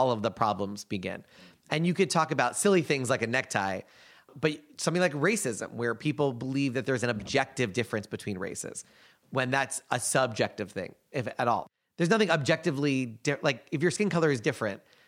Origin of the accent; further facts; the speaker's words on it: United States; being an American